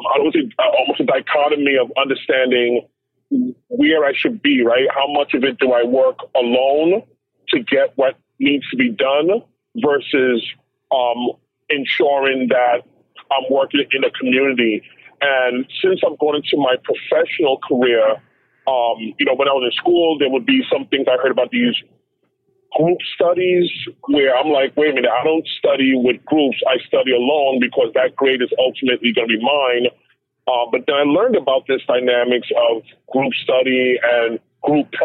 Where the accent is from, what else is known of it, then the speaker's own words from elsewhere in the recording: New York City, New York, United States; growing up in Crown Heights, Brooklyn